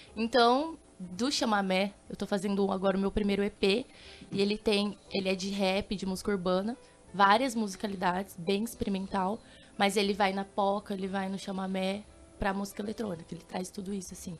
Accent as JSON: {"language": "Portuguese", "town": "Dourados", "region": "Mato Grosso do Sul", "country": "Brazil", "tie": "born or raised there", "said": "E eu sou de Dourados, sou tenho 28 anos. Sou filha de pais maranhenses que moram aqui no Mato Grosso do Sul há 34 anos."}